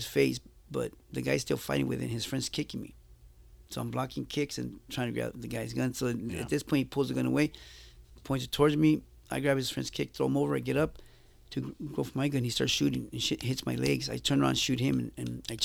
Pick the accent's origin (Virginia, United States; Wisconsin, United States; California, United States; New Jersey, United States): California, United States; Los Angeles; also born or lived in Jalisco, Mexico; I grew up in Huntington Park in Boyle Heights